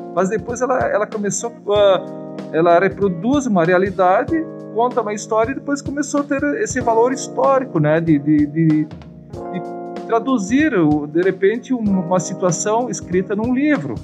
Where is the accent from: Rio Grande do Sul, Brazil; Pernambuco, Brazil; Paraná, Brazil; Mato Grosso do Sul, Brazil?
Rio Grande do Sul, Brazil; Caxias do Sul; nasci em Galópolis em 1965